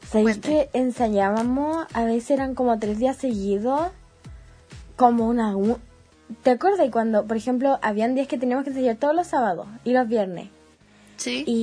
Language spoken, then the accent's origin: Spanish; San Rosendo, Biobío, Chile; Yo vengo de San Rosendo a vivir a la ciudad.